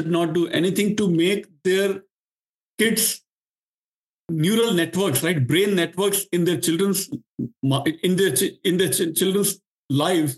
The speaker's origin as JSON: {"language": "English", "country": "India", "tie": "born or raised there", "also_born_or_lived": "Dallas, Texas / New Jersey / North Carolina", "second_language": "English", "moved": "as an adult", "lives_now": "Pune, India", "said": "my generation growing up in India, we were hardly interested in rituals"}